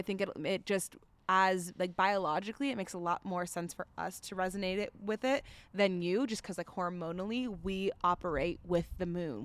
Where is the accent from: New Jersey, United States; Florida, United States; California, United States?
Florida, United States; now in Denver, United States; We also grew up in Florida